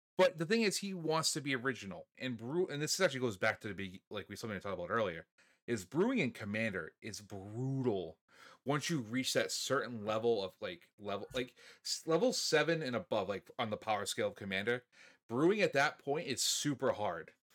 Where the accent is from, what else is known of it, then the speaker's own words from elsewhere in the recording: New England, United States; we're from New England